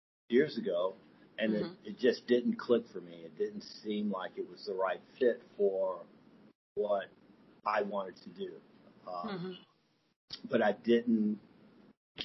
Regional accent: Florida, United States; now in Atlanta, United States; I am currently in Atlanta. I'm from Florida.

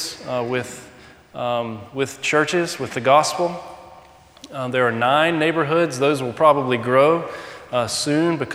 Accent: South Georgia, United States; moved away as an adult; now in Tete, Mozambique; growing up in South Georgia

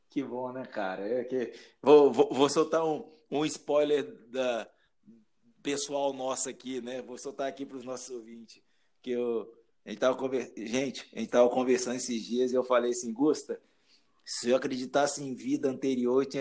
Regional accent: Espírito Santo, Brazil; moved away as an adult; now in Curitiba, Brazil; E depois que eu, que eu, que eu saí do Espírito Santo, foi uma decisão de um mês, cara, e vim para Curitiba

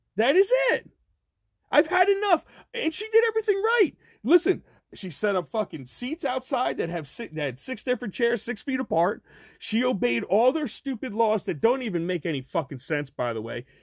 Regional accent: Ocean County, New Jersey, United States; I'm from Ocean County, New Jersey

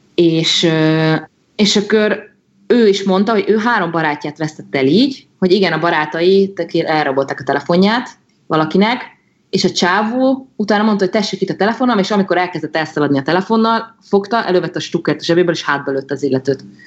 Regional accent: Hungary; now in Brazil

